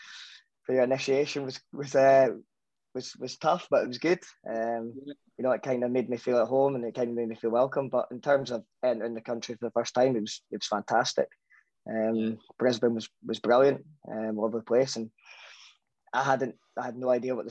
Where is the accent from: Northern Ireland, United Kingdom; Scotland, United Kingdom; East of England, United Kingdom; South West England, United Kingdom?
Scotland, United Kingdom; I'm fully Scottish